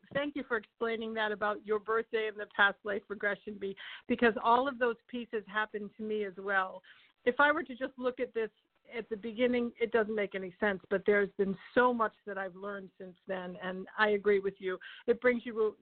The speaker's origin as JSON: {"language": "English", "region": "Rhode Island", "country": "United States", "also_born_or_lived": "Charleston, South Carolina", "moved": "yes", "said": "I'm from Rhode Island originally."}